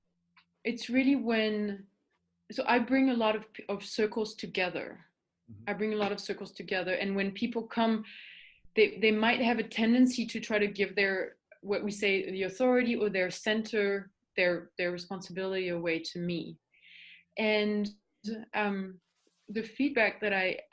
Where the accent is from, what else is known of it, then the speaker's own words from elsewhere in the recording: Paris, Île-de-France, France; English is a second language; moved away; I was born in Paris and I was a professional swimmer for 10 years.